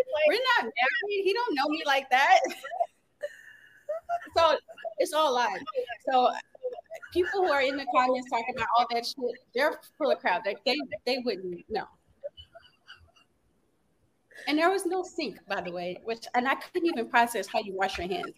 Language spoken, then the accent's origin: English; Louisiana, United States; I'm from born and raised in Louisiana.